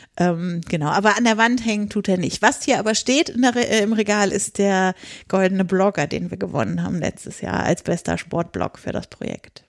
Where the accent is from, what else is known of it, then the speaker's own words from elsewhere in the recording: northeast Lower Saxony, Germany; ich komme aus der Nähe von Hamburg, also aus Nordosten Niedersachsen